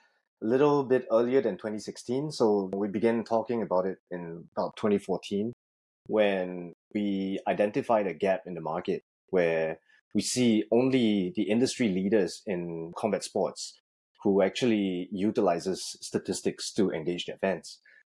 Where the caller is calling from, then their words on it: Singapore; Currently at home in Singapore, so I'm taking this call 12 hours ahead of you.